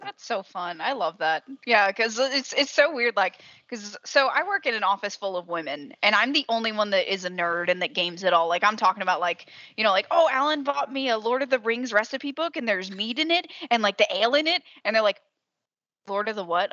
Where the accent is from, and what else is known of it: Southern, United States; accent: Southern